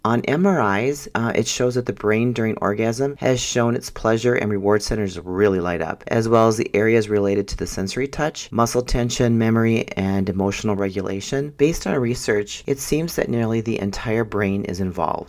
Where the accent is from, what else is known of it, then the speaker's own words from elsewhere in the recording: Minnesota, United States; I'm from Minnesota